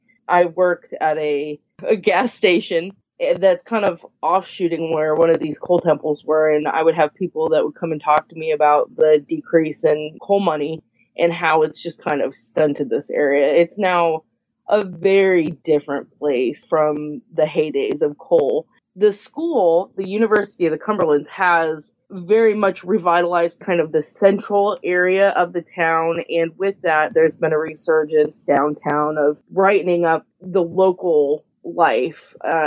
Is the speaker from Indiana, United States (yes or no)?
yes; Indiana, United States; moved away as an adult; now in Kentucky, United States; I grew up in Indiana, but I've lived here now for 12 years.